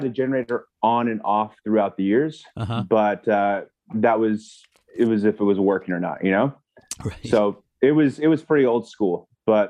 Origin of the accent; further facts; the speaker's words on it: Valhalla Mountains, British Columbia, Canada; moved away; I was raised in the Valhalla Mountains of British Columbia, Canada